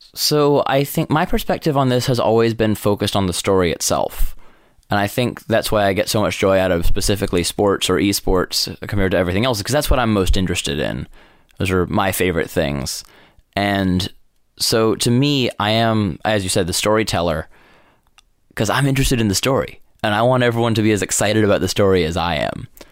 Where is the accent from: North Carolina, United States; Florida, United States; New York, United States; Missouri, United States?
New York, United States; moved away as an adult; I grew up in New York